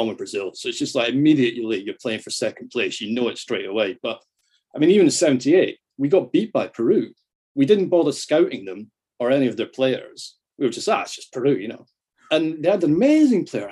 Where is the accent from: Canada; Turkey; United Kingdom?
United Kingdom; just outside Edinburgh, Scotland; accent: Scottish; I grew up just outside Edinburgh.